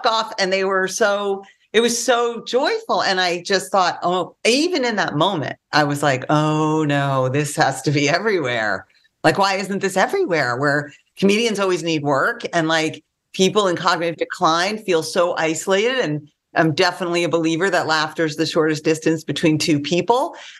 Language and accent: English; New York, United States; now in Los Angeles, United States; I'm from New York